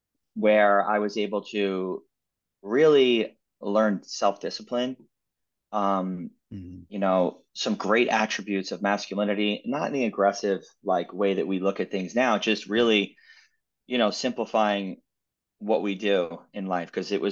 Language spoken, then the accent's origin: English; New York, United States; I'm originally from New York. I've been all around the US, New York, LA, Las Vegas, San Francisco.